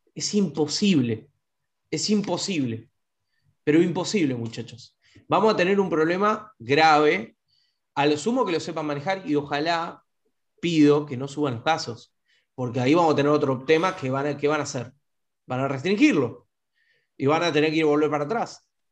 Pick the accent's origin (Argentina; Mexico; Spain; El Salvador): Argentina; somos, somos este, argentinos